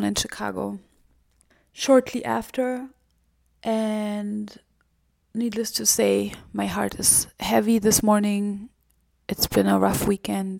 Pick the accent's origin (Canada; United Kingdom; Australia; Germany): Germany; moved away as an adult; now in United States; my home country of Germany